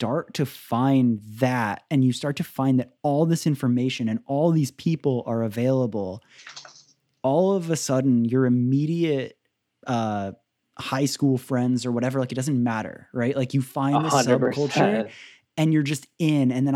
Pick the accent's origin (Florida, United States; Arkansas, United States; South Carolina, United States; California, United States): Florida, United States; I grew up in Florida